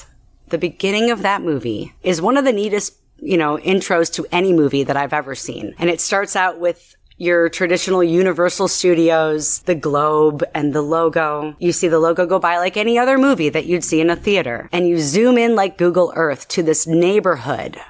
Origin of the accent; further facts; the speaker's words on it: La Grange Park, Illinois, United States; moved away as an adult; now in Florida, United States; I grew up just outside of Chicago in a suburb called LaGrange Park, and moved here to Florida not that long ago